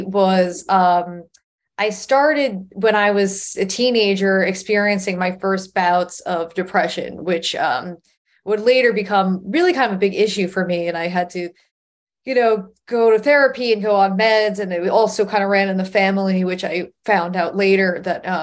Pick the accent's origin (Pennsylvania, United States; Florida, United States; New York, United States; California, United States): New York, United States; Long Island; growing up on Long Island and having access to the city was like, oh, well, I live in right next to the comedy mecca of the entire world